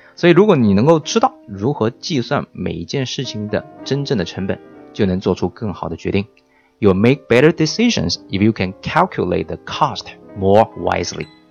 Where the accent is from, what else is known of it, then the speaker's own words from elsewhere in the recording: China; 那么我们中国人呢，在表达感情的时候是比较的含蓄呢，还是比较的直白呢